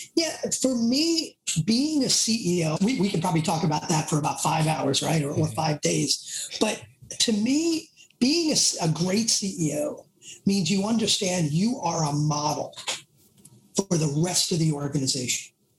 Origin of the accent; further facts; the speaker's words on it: New York City, New York, United States; accent: Bronx; my Bronx accent